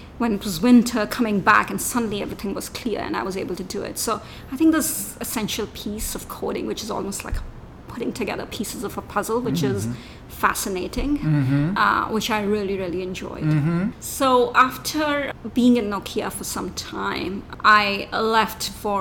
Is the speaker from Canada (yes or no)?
no; India; moved away; I grew up in India